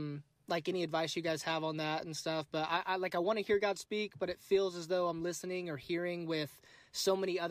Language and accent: English; Oklahoma, United States; I'm from Oklahoma, just a teacher out here.